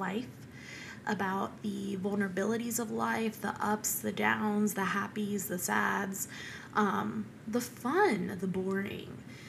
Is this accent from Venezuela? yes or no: yes; Venezuela; born there; And speaking of Hispanic, I am Hispanic. I was born in Venezuela, and my dad was born in Venezuela, and my mom was born in Ecuador.